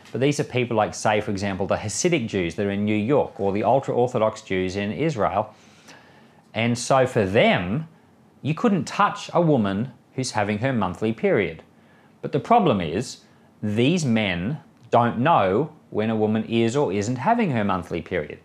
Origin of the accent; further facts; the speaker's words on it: Australia; I'm an Australian citizen, but my wife's an American citizen